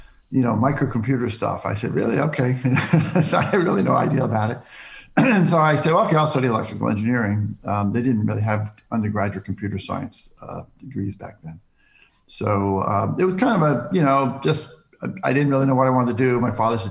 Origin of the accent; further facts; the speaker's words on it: Centerport, New York, United States; also born or lived in Greenlawn, New York / New England; I grew up in New York State on Long Island, the North Shore of Long Island, in a town called Centerport